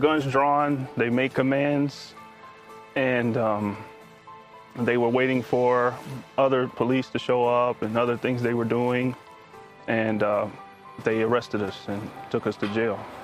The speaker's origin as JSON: {"language": "English", "town": "Indianapolis", "region": "Indiana", "country": "United States", "tie": "born or raised there", "said": "I grew up in Indianapolis, Indiana"}